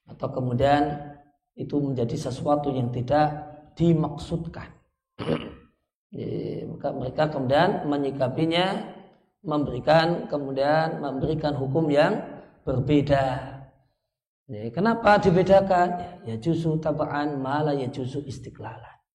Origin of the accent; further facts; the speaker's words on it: Yogyakarta, Special Region of Yogyakarta, Indonesia; Karena saya orang Jogja nanti yang yangan jadinya.